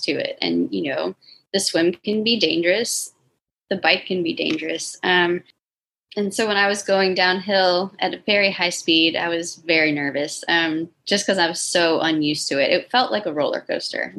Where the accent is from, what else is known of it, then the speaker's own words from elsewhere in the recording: Florida, United States; also born or lived in Tampa / St. Petersburg; I'm from Florida